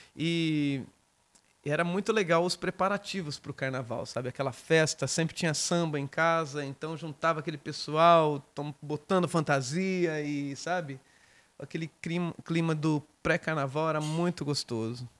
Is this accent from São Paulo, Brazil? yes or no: yes; Descalvado, São Paulo, Brazil; also born or lived in Bauru; nasci em Bauru e fui criado em Descalvado.